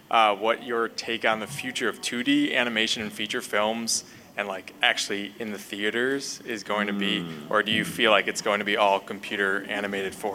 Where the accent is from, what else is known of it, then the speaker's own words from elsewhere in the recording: Eagle Rock, California, United States; I'm from Eagle Rock.